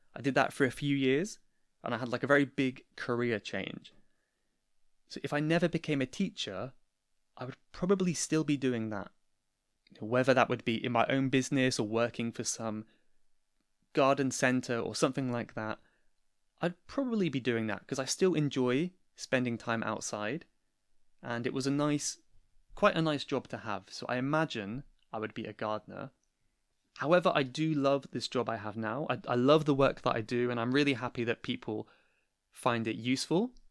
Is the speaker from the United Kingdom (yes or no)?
yes; Cornwall, South West England, United Kingdom; I'm originally from Cornwall, which is in the southwest of England, and that is still where I am at the moment